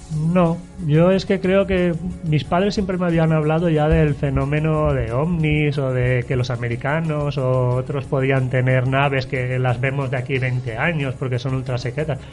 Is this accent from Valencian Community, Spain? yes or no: yes; Alberic, Valencian Community, Spain; moved away as an adult; now in Alzira, Spain; yo soy de Alberique, pero llevo viviendo muchos años ahora ya en Alcira